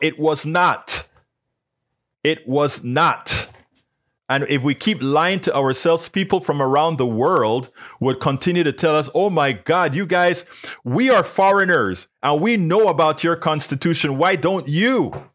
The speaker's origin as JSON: {"language": "English", "country": "Panama", "moved": "yes", "lives_now": "United States", "said": "I'm from Panama"}